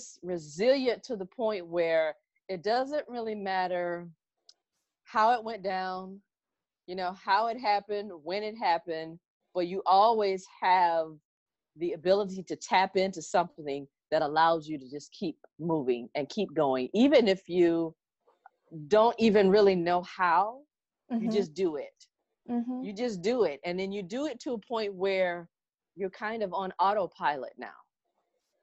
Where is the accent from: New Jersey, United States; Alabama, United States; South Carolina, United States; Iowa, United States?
South Carolina, United States; also born or lived in Washington, District of Columbia, United States; I'm from South Carolina